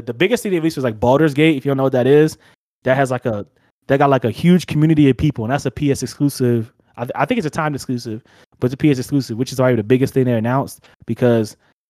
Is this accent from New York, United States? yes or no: no; New Jersey, United States; accent: Jersey; now in Colorado, United States; My Jersey accent